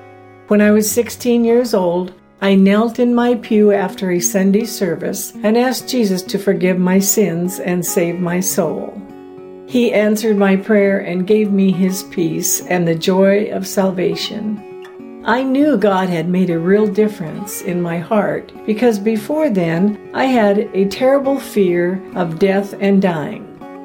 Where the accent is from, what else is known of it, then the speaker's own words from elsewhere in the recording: East End, Tortola, British Virgin Islands; I grew up in East End, Tortola, British Virgin Islands, and I was the sixth of 17 children.